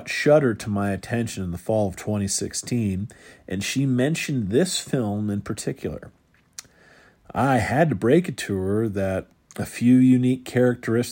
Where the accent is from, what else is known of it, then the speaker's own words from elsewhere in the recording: Pittsburgh, Pennsylvania, United States; That place is within walking distance of my childhood home